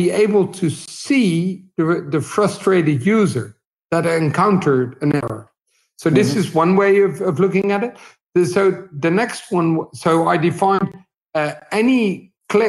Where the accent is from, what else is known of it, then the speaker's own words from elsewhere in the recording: Netherlands; I'm 43 years old, and I'm from the Netherlands.